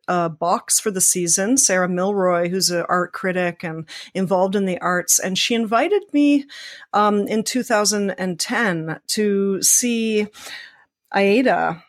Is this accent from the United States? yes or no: no; Toronto, Ontario, Canada; I grew up in Scarborough